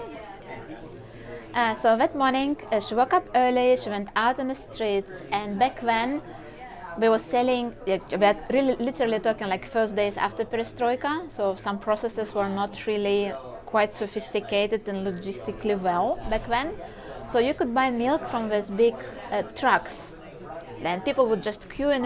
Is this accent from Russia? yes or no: yes; Saint Petersburg, Russia; moved away as an adult; I just got incredibly lucky to be born and raised in St. Petersburg